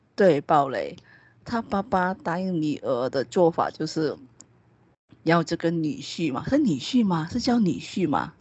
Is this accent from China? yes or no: no; Malaysia; 我们马来西亚华人其实还蛮算，大部分是属于比较传统的